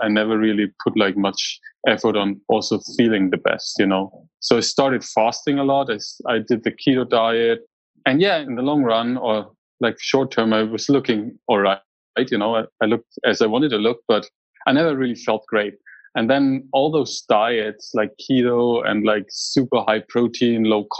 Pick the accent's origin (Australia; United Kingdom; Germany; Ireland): Germany; moved away as an adult; now in United States; I grew up in Germany